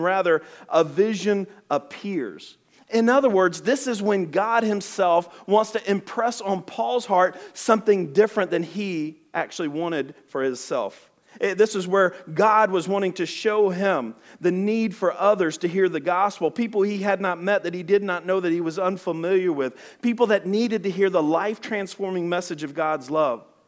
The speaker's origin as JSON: {"language": "English", "region": "Alabama", "country": "United States", "said": "I'm from Alabama."}